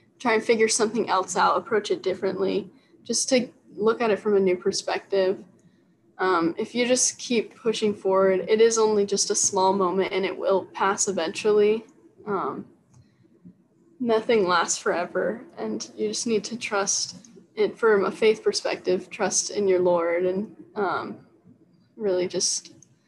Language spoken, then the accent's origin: English; Las Vegas, Nevada, United States; because I grew up in Vegas at one point too. So I'm just very familiar with the area and it feels like home.